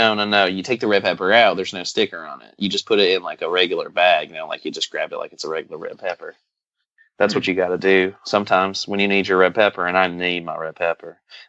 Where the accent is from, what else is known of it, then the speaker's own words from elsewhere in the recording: the South, United States; accent: southern; Country accent when I actually do have a southern accent.